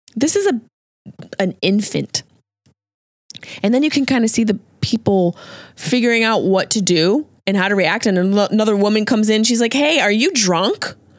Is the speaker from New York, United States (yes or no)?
yes; near Route 57 in Liverpool, New York, United States; Ground Round and T J Big Boy, seventh North, baby. That's right near where I grew up